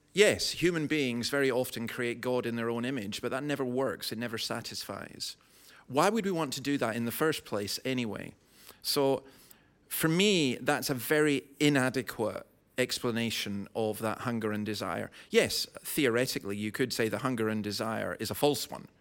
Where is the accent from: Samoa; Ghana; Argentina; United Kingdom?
United Kingdom; Scotland; I'm a Scottish Calvinist